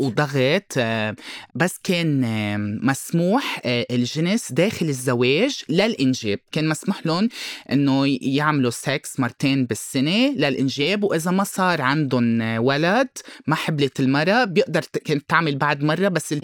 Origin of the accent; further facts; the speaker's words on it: Lebanon; moved away as an adult; now in Brazil; أنا لبناني وبرازيلي خلقت بالبرازيل ربيت هون بلبنان وقتها كان عمري 18 أولموست 19 سنة رحت على البرازيل